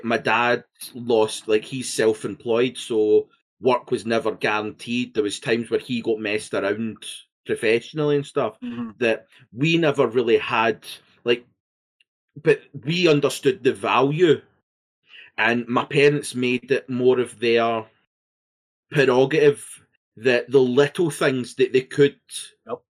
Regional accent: Scotland, United Kingdom; being Scottish

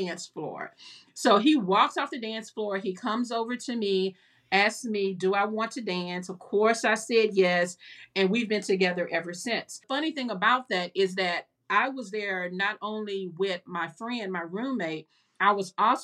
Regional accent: Houston, Texas, United States; moved away as an adult; also born or lived in Lake Charles; I was born and raised in Houston

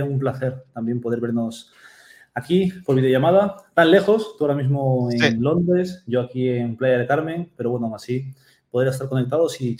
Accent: Peru; also born or lived in Japan; yo soy de Perú, aunque no nací en Perú, nací en Japón

